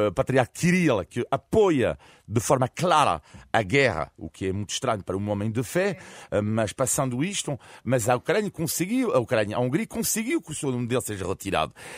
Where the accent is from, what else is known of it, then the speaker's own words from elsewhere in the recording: France; como francês